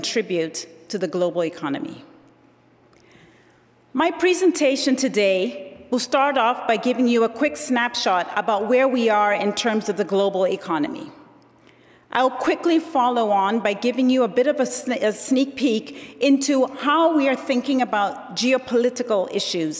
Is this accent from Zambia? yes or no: yes; Zambia; moved away; I was born and raised in Zambia, Southern Africa, one of the poorest countries in the world.